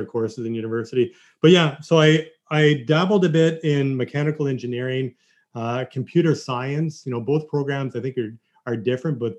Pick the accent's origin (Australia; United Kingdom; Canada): Canada; Kingston, Ontario; I grew up in Kingston